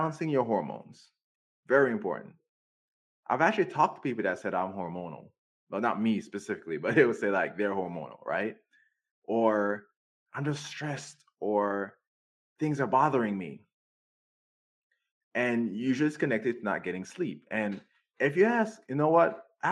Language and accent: English; Jamaica; moved away; I grew up in Jamaica